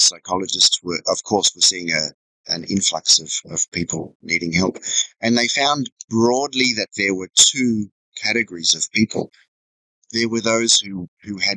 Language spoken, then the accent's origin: English; Sydney, New South Wales, Australia; moved away as an adult; also born or lived in Inverell, New South Wales; now in Vietnam; I was born in Sydney and my parents were factory workers. When I was about 12, we left the city and moved to a tiny farm, you know, 130 acres of rock and mountain south of Inverell in northern New South Wales